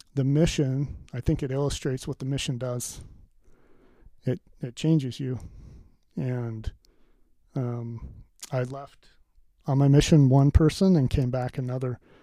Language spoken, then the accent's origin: English; Pleasant Grove, Utah, United States; I grew up in Pleasant Grove, Utah.